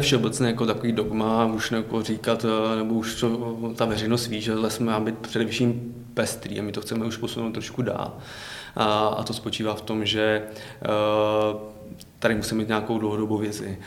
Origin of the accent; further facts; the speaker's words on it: Pardubice Region, Czechia; já jsem z Pardubického no, kraje